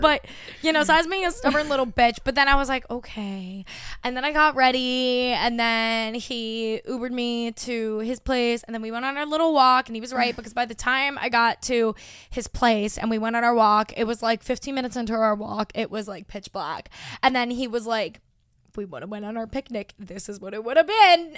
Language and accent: English; Long Island, New York, United States; my hometown